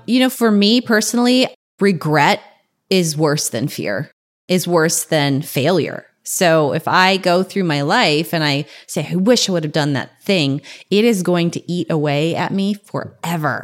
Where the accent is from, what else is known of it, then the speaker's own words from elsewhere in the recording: North Dakota, United States; now in San Diego, United States; I'm from North Dakota